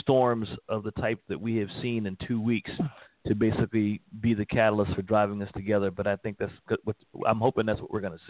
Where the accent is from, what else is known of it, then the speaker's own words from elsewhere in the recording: Texas, United States; because I'm from Texas.